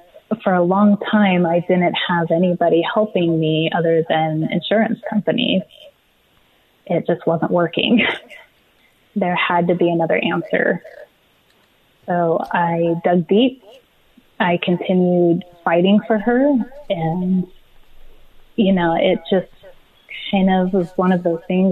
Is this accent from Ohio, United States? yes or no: no; Riverside, California, United States; I grew up in Riverside, California. So I'm a Southern California resident here